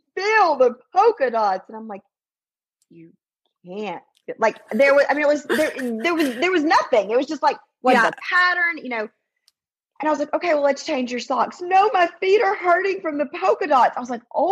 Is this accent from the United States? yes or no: yes; the South, United States; moved away as an adult; I grew up in the South